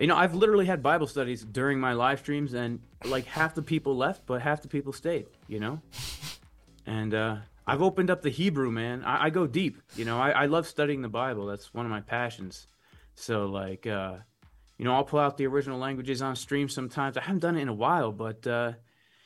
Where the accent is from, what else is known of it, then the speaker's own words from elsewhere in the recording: New Jersey, United States; I grew up in New Jersey, basically, close to like New York City in North Jersey.